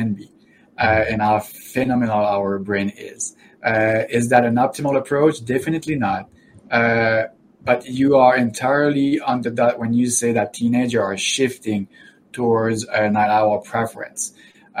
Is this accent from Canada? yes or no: yes; Canada; I'm from Canada, after all